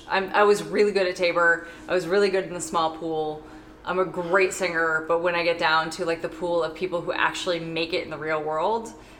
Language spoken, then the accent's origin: English; Saudi Arabia; I grew up in Saudi Arabia around a myriad of other cultures and experiences and people.